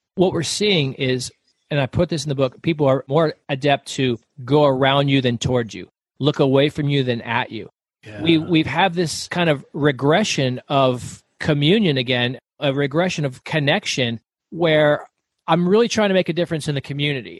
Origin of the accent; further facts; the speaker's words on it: Florida, United States; moved away as an adult; now in Arizona, United States; So I grew up in the South, I grew up in Florida.